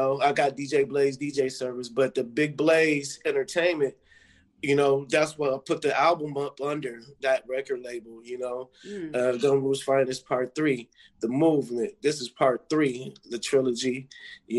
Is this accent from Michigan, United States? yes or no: yes; Grand Rapids, Michigan, United States; my city, Grand Rapids, Michigan.